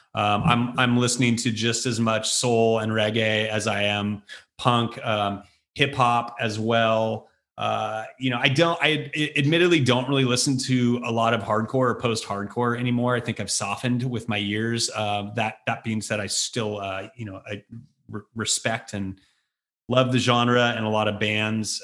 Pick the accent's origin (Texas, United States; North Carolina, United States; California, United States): California, United States; Bay Area; also born or lived in Chicago / San Francisco; growing up in the Bay Area at the time that we did